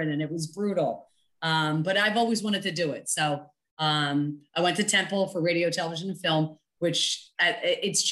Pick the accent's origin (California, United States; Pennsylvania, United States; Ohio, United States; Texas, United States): Pennsylvania, United States; Philadelphia; I'm born and raised in Southwest Philadelphia, which I'm very proud of.